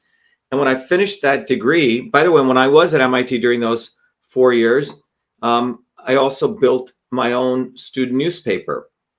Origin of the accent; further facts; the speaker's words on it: Paterson, New Jersey, United States; also born or lived in Clifton / Parsippany / Livingston; when I grew up in New Jersey, I'd originally grown up in Patterson and then in Clifton and then in Parsippany.